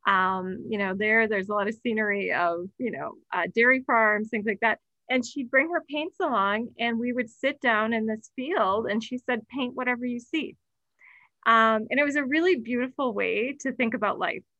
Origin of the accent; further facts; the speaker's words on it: Sheboygan, Wisconsin, United States; now in Boulder, United States; I was born in Sheboygan, Wisconsin, right along Lake Michigan. So my early days were really spent, along Lake Michigan